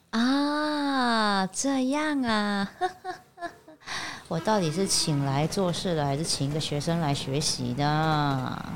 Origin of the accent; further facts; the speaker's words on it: Taiwan; 我们台湾人